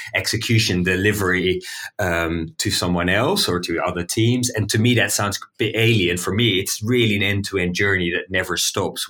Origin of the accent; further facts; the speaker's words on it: Amsterdam, North Holland, Netherlands; I'm from Amsterdam. I'm from the Netherlands